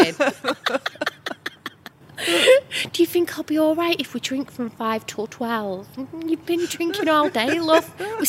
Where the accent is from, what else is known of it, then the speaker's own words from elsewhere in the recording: Manchester, North West England, United Kingdom; I am a Mancunian through and through.